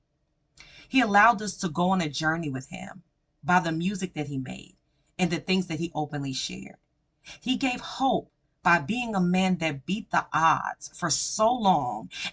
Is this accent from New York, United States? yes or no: yes; New York, United States; I'm a New Yorker and I grew up from my teen years to my young adult years within the Rough Rider culture